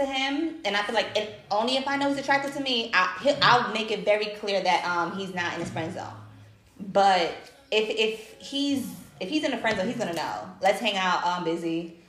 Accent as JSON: {"language": "English", "region": "New York", "country": "United States", "moved": "yes", "said": "originally from New York."}